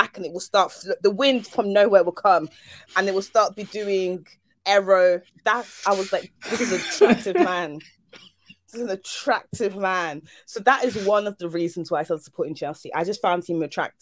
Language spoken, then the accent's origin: English; Germany; now in United Kingdom; I came here from Germany, and I was trying to find like ways to connect with like the British, and like I grew up watching football in Germany